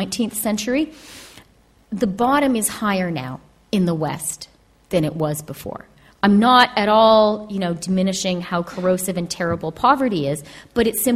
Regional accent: Canada; moved away; also born or lived in United Kingdom / United States; as a Canadian and someone who has, I've had babies in Canada, Britain, and the United States

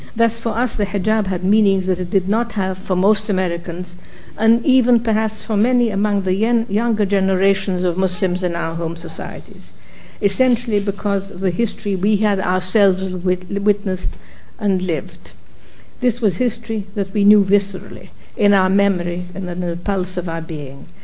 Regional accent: Egypt; now in United States; Cairo and other cities in my home country

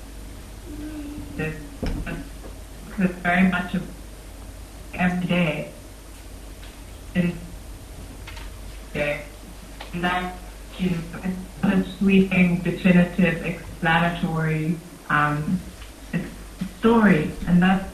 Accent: Egypt; I was born and raised in Egypt. I spent my whole life there.

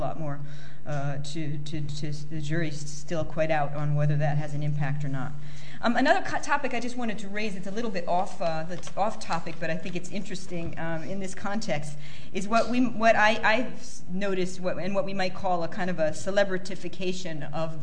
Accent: United States; I come from the United States

